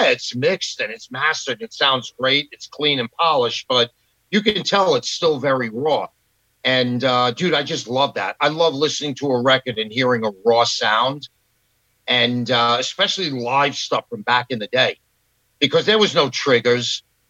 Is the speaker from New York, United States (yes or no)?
yes; New York, United States; also born or lived in Queens; I was born and raised in New York, born in Queens. And then we moved to Long Island when I was a kid, and I went to high school and stuff out here.